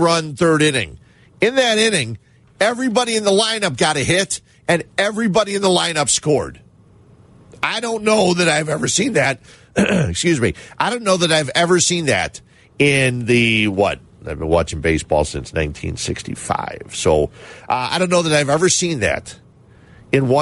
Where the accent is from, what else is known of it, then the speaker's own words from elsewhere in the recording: Cicero, Illinois, United States; I grew up in Cicero